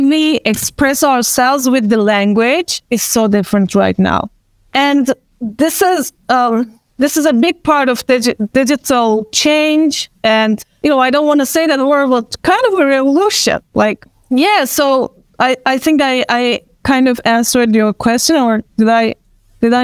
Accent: Istanbul, Turkey; first language Turkish; English is a second language; I'm from Istanbul

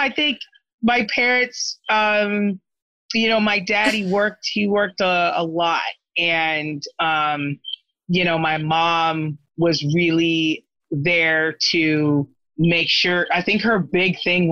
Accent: Corona, California, United States; also born or lived in Tampa, Florida; I was born in Tampa, Florida, but then my mom moved us out to SoCal, Southern California, when I was a kid. And I pretty much was raised in Corona, California

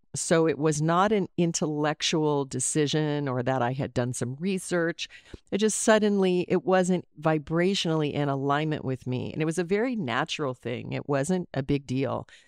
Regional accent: Anchorage, Alaska, United States; also born or lived in Colorado; I was raised in Alaska. I was born in Colorado and moved to Alaska when I was eight.

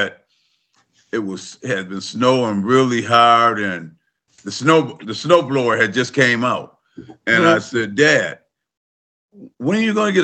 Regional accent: Lansing, Michigan, United States; I grew up in Lansing, Michigan

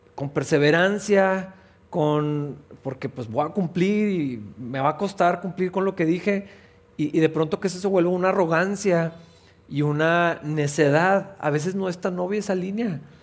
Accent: Mexico; primero somos cristianos que mexicanos

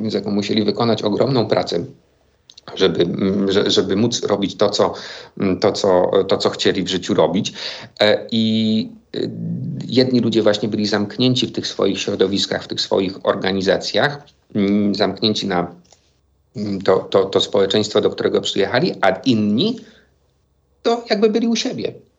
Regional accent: Silesian Voivodeship, Poland; now in Kraków, Poland; o Śląsku, z którego pochodzę

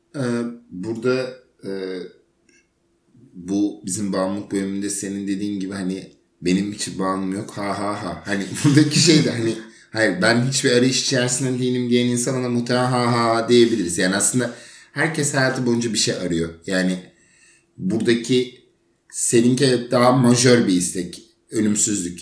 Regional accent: Turkey; burada doğduğumuz için

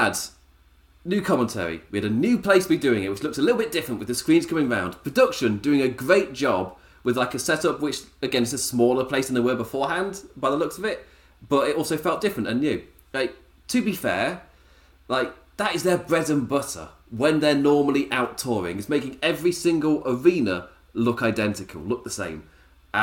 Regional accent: England, United Kingdom; me being English

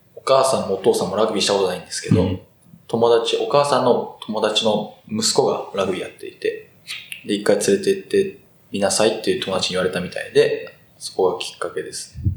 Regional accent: Kitakyushu, Fukuoka, Japan; 福岡県北九州市出身です。なんで地元が福岡県

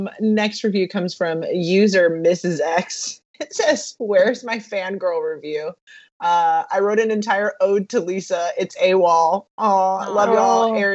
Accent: Southern California, United States; I am born and raised in Southern California

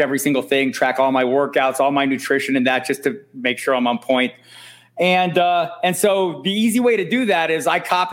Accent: Tucson, Arizona, United States; now in Albuquerque, United States; I live in Albuquerque. I've lived here for about 20 some years. I'm from Tucson originally.

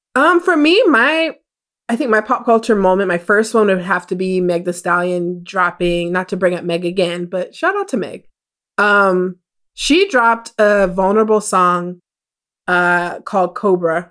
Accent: United States; my family is Jamaican. I was born here in America

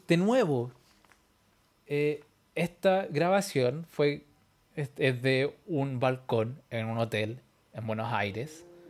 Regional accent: Chile; nací en Chile

